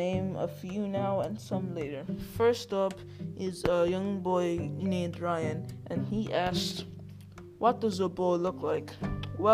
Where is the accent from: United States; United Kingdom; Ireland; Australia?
Ireland; I'm from Ireland